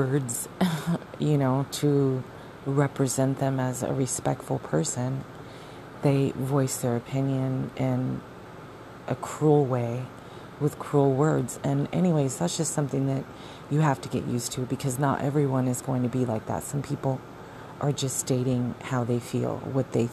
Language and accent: English; Arizona, United States; moved away; I grew up in Arizona